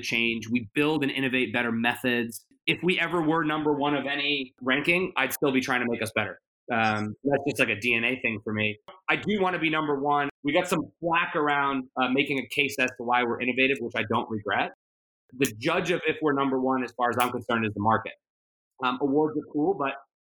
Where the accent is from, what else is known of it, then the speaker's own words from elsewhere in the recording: United States; I'm very proud of being American